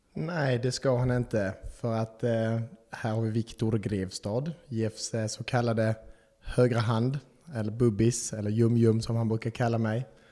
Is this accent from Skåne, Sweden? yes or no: yes; Malmö, Skåne, Sweden; moved away as an adult; now in Karlskrona, Sweden; jag är eh, också från Malmö, eh, 25 år gammal. Eh, har bott här i fyra år.